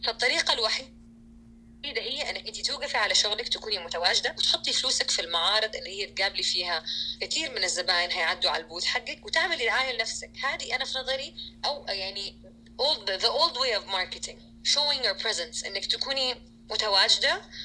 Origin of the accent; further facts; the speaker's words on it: Saudi Arabia; كسعوديه لما اكون في السعوديه